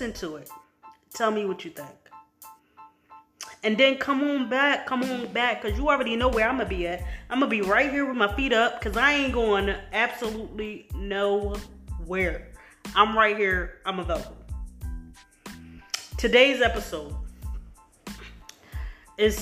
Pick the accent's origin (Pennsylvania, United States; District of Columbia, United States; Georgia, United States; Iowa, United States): Pennsylvania, United States; Philadelphia; I'm from Philly